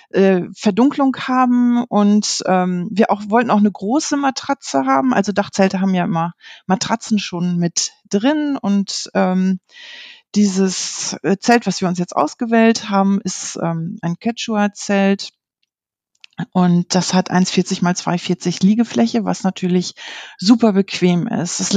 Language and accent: German; Lower Saxony, Germany; ich komme aus der Gegend von Osnabrück. Es ist noch nördliches Westfalen